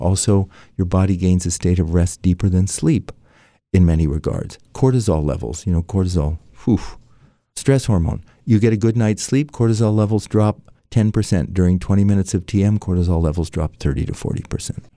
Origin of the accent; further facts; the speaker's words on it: San Francisco, California, United States; also born or lived in Washington, D.C.; My father was a doctor with a V A in San Francisco, so I grew up in San Francisco